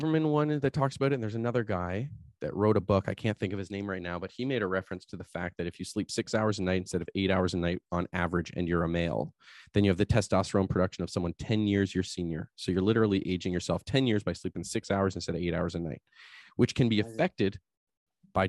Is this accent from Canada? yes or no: yes; Canada; as Canadian